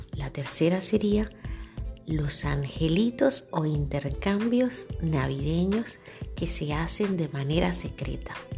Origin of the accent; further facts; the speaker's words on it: Santiago de los Caballeros, Santiago, Dominican Republic; de la zona norte de donde soy yo, de Santiago